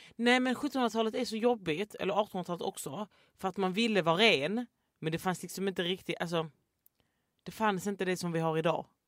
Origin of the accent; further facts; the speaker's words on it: Landskrona, Skåne, Sweden; jag kommer ju från Landskrona